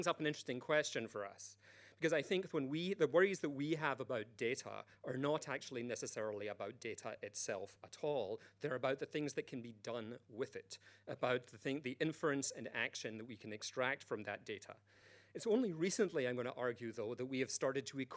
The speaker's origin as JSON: {"language": "English", "country": "United Kingdom", "said": "I'm British"}